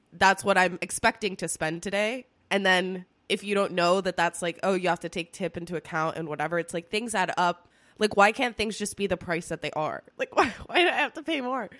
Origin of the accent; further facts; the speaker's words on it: Spain; now in United States; when I was growing up in Spain.